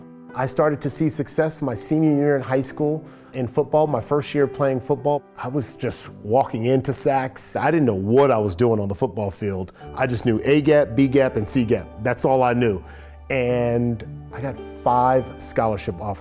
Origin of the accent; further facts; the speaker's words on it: Los Angeles, California, United States; I grew up here in Los Angeles, California